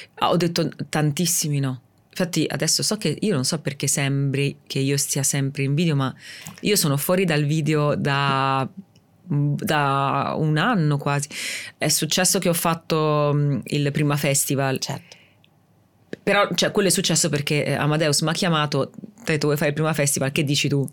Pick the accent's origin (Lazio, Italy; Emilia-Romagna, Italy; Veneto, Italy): Emilia-Romagna, Italy; Rimini; sono di Rimini